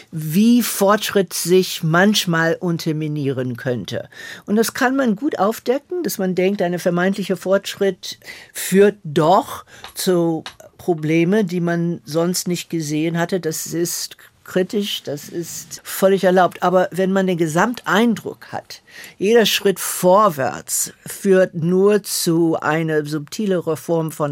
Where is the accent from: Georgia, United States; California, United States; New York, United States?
Georgia, United States; Atlanta; German is a second language; moved away; Ich bin in Atlanta, Georgia während der Bürgerrechtsbewegung groß geworden und das hat mich sehr geprägt.